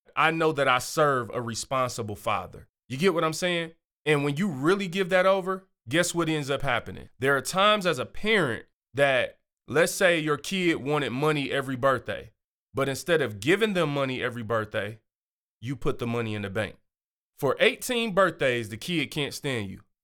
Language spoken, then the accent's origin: English; Michigan, United States; I'm from Michigan